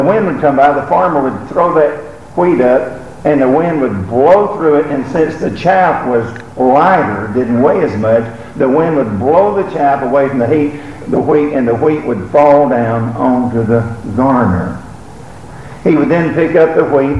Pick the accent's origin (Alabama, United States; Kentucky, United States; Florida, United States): Alabama, United States; moved away; I was from Alabama